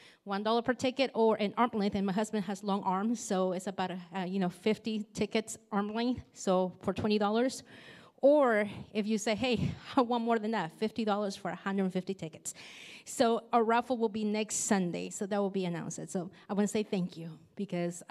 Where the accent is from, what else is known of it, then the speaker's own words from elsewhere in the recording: Nicaragua; moved away; I grew up in Nicaragua